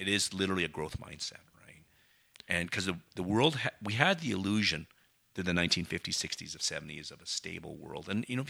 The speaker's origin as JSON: {"language": "English", "country": "Canada", "said": "And as a Canadian, we don't think about moving to a different jurisdiction and a new job"}